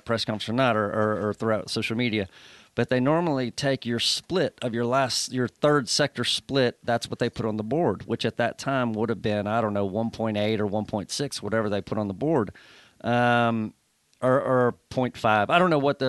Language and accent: English; United States; being American